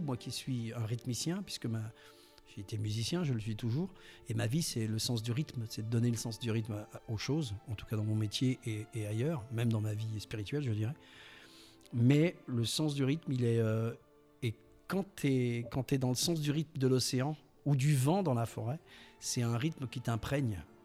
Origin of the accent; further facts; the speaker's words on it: Mimizan, Nouvelle-Aquitaine, France; je suis né au, je suis né à Mimisan